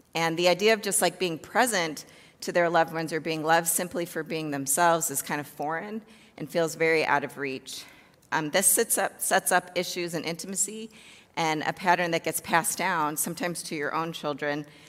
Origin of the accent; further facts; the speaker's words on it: Chicago, Illinois, United States; I grew up in the south suburbs of Chicago